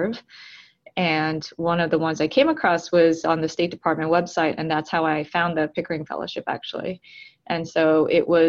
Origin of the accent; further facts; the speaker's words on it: Tucson, Arizona, United States; moved away as an adult; also born or lived in Atlanta, Georgia / South Korea / New York; now in Brooklyn, United States; I was born in Atlanta, Georgia, but I spent my early childhood in South Korea, which is where my family is from. And then when we came back to the U.S., I was about 5, and then I grew up mostly in Tucson, Arizona